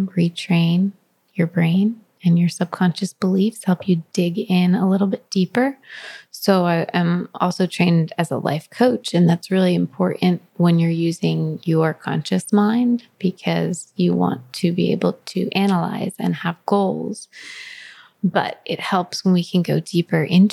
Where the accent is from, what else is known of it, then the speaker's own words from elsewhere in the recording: New Jersey, United States; now in California, United States; I'm from Jersey